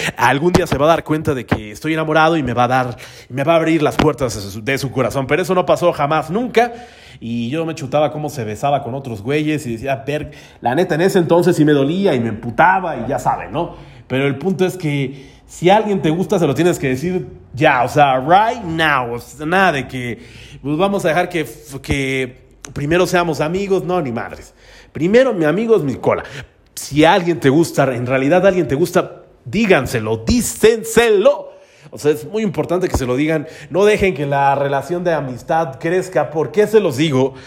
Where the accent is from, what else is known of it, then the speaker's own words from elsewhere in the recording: Tlalnepantla de Baz, State of Mexico, Mexico; yo soy del municipio de Tralepantra, todos mis rumbos son Tralepantra, Naucalpan, este, tal vez Azcapotzalco